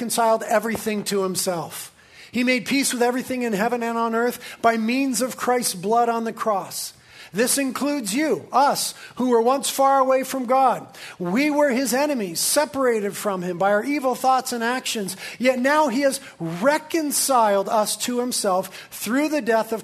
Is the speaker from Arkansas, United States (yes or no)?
no; Carpinteria, California, United States; I was born and raised in Carpinteria.